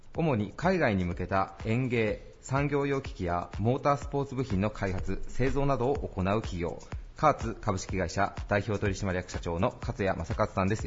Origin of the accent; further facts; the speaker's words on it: Okayama, Japan; 僕たち岡山県民も